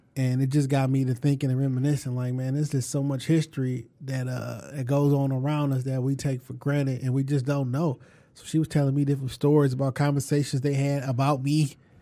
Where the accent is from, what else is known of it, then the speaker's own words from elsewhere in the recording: Detroit, Michigan, United States; I'm from Detroit